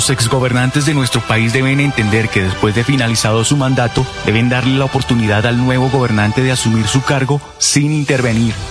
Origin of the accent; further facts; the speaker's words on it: Colombia; tenemos que unirnos porque todos somos colombianos.